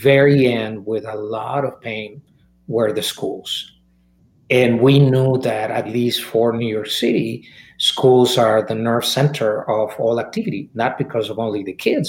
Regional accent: Mexico; moved away; I was born and raised in Mexico

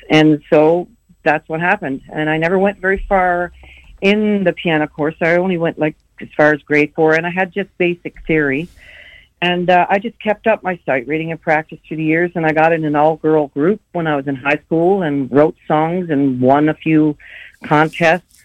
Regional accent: Newfoundland and Labrador, Canada; moved away as an adult; also born or lived in Calgary, Alberta; went back to my hometown because that was in St. John's, Newfoundland. I went back to my hometown and got into a uh, rock band

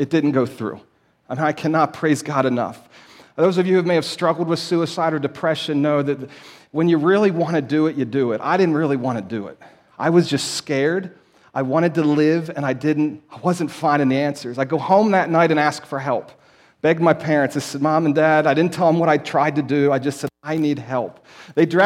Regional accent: Lititz, Pennsylvania, United States; I grew up in Lancaster County, up in the northern area, up in Lititz, Warwick Township.

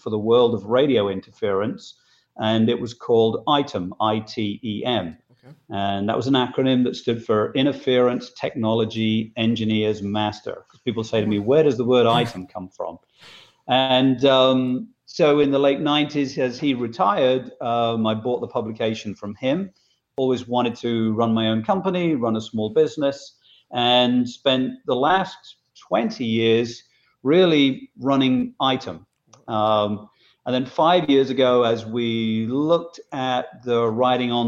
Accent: Boston, East Midlands, United Kingdom; moved away as an adult; also born or lived in Philadelphia area, Pennsylvania; now in Philadelphia, United States; I grew up in Boston, England, which most people have never heard of.

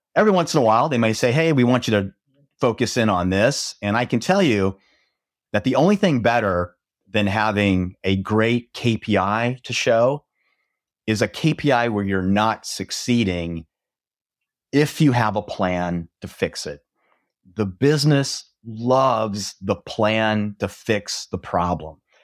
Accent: Nebraska, United States; also born or lived in Texas; now in Dallas, United States; I grew up in Nebraska

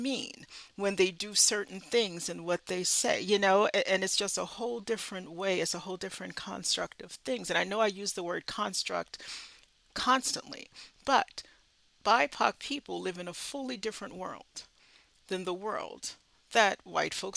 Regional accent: the South, United States; I'm from the South

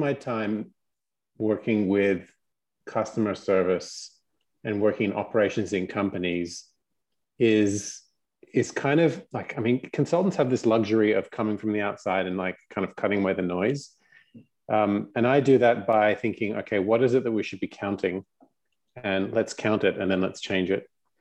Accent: Australia; nominally, I'm Australian. I did grow up here

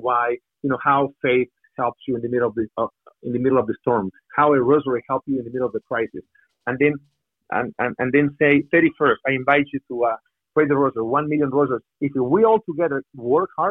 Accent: Mexico; English is a second language; moved away as an adult; also born or lived in Miami; I'm from Mexico

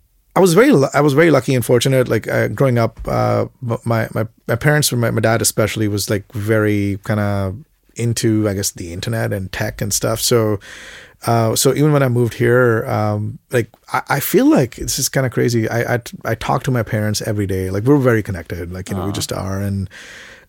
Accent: Mumbai, Maharashtra, India; moved away as an adult; also born or lived in Sudbury, Canada / Toronto, Canada; now in Canada; I grew up in Bombay

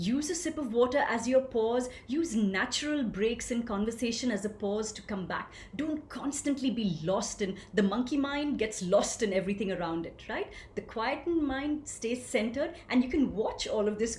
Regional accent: India; I grew up gloriously in a small town in India. And what could be a more authentic expression of that than my unique accent?

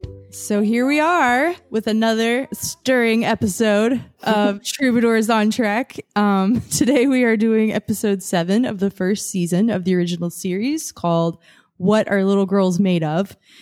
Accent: Atlanta, Georgia, United States; I'm an Atlanta girl. I grew up in Atlanta, in like Decatur and Avondale.

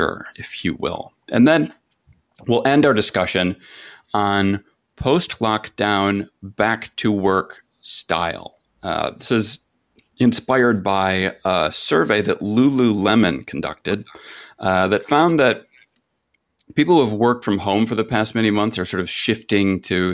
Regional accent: Michigan, United States; also born or lived in West Coast; I'm from Michigan

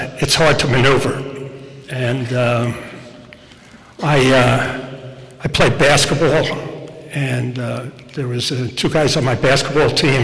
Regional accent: Rockland County, New York, United States; I grew up in Rockland County

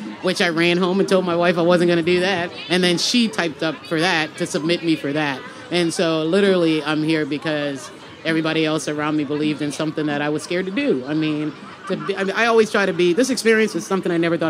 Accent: Charleston, South Carolina, United States; I'm born and raised from downtown Charleston

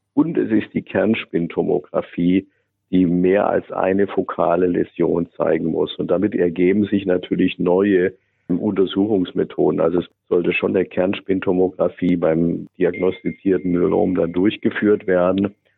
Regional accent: Germany; Wir sind halt als Deutsche

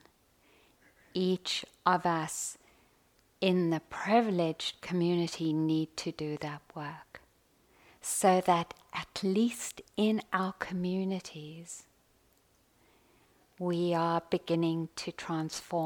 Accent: South Africa; Growing up in South Africa, deep training on white entitlement and privilege, on white arrogance

